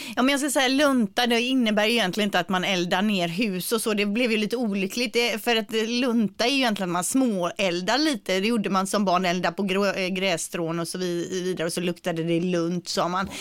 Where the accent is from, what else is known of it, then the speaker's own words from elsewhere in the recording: Partille, Västra Götaland, Sweden; jag är ju från Partille, vi bor i Partille